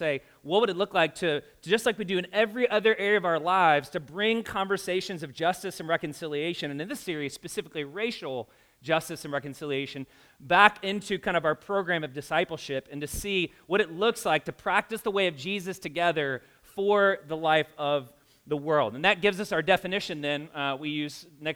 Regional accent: the South, United States; now in Indianapolis, United States; I grew up in the South

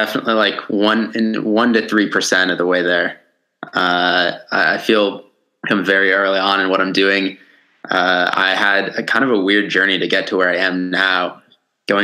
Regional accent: Connecticut, United States; also born or lived in Brooklyn, New York, United States; And then when I was about 7 or 8, I moved up to where I live now, which is in like rural Connecticut.

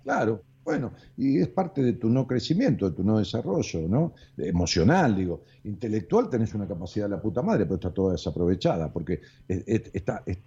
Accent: outskirts of Buenos Aires, Argentina; la ciudad donde yo nací, en el pueblo, digamos, acá en las afueras de la capital federal, este, en los límites con la capital federal

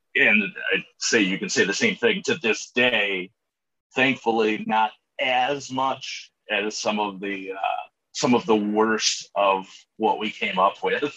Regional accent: Cleveland, Ohio, United States; growing up in the Cleveland area

